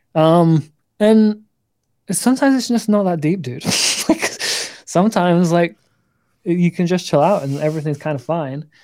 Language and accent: English; north of England, United Kingdom; I'm English. I'm from the north of England